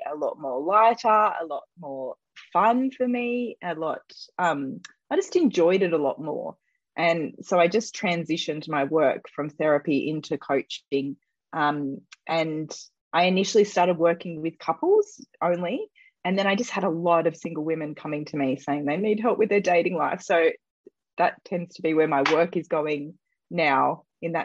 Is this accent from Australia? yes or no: yes; Australia; accent: Australian; I am a dating and relationship coach based in Australia, as you might be able to hear from my accent